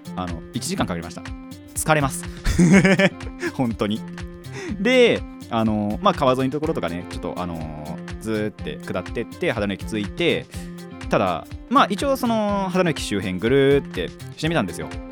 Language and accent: Japanese; Hadano, Kanagawa, Japan; 地元の探索をですね してきました